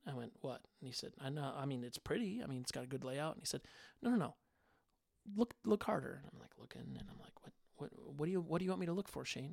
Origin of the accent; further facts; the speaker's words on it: Minnesota, United States; I'm a kid from Minnesota